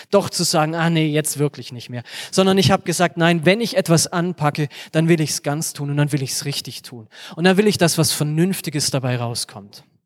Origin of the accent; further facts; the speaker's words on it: Germany; wir als Deutsche